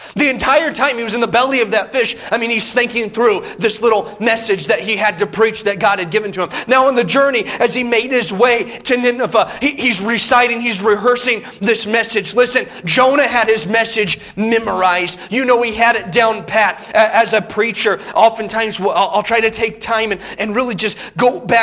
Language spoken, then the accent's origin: English; Indiana, United States; Growing up in Indiana